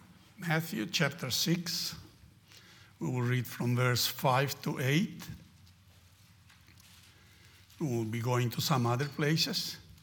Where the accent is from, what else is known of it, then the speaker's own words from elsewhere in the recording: Argentina; And I grew up in Argentina, in a place we used to have prayer meetings like that, always prayer meetings.